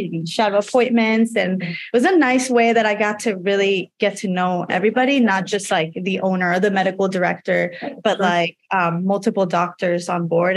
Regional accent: Puerto Rico; moved away as an adult; also born or lived in Georgia, United States / North Carolina, United States; now in Chicago, United States; I was born and raised in Puerto Rico until I was 18

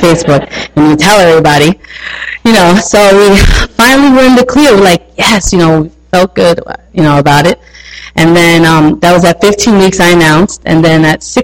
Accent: New York, United States; accent: New York; I'm a New Yorker, so if you don't understand something, my accent is heavy

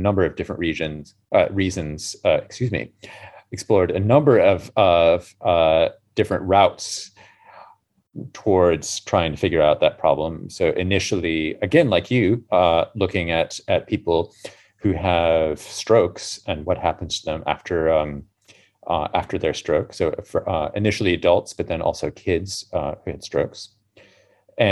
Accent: United States; now in London, United Kingdom; being American in the 80s

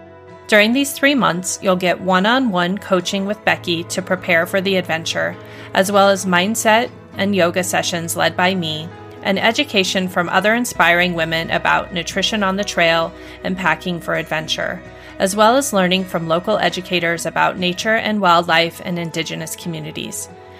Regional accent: Northwest Montana, United States; I grew up in Northwest Montana

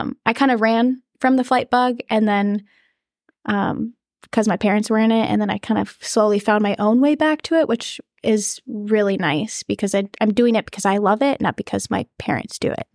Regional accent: Hastings, Minnesota, United States; I am from Hastings, Minnesota, so it's forty-five minute drive from here, southeast

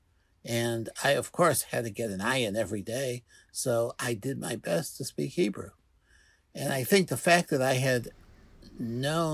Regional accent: Cleveland, Ohio, United States; I grew up here in Cleveland

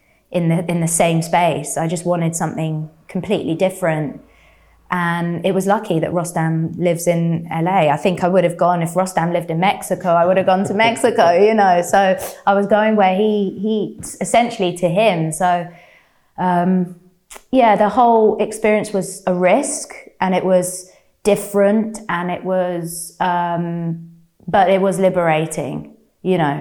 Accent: London, United Kingdom; growing up in London

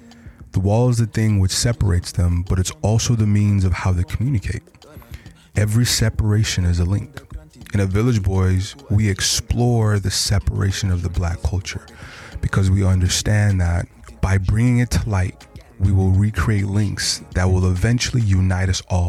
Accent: Switzerland; also born or lived in Korea / Canada; because my mom was a diplomat for Nigeria. Okay. So we got to travel to, I grew up in Switzerland. I lived in Korea, here, Canada.

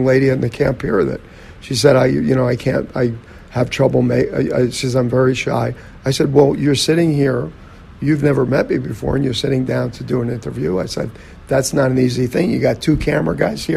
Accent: New Jersey, United States; we grew up in New Jersey and, you know, there was a lot of, you know, bigotry and stuff that went on in our neighborhood, blue collar

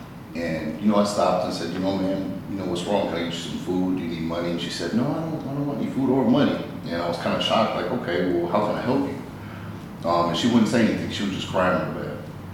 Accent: Colorado Springs, Colorado, United States; Originally from Colorado Springs.

